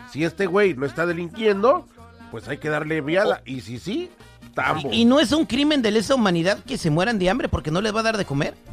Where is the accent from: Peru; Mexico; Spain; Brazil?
Mexico; León, Guanajuato; Yo soy de, soy mexicano, brother, soy de León, Guanajuato.